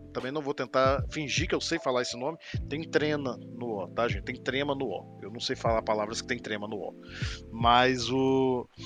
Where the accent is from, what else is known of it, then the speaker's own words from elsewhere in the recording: Minas Gerais, Brazil; nós, eu e Edvaldo somos aqui de Minas Gerais